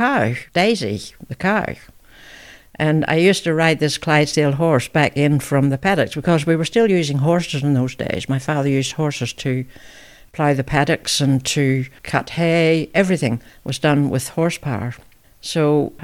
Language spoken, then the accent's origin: English; Ballymena, Northern Ireland, United Kingdom; moved away as an adult; also born or lived in central Victoria, Australia; now in Victoria, Australia; I was born in Ballymena, Northern Ireland, in October 1936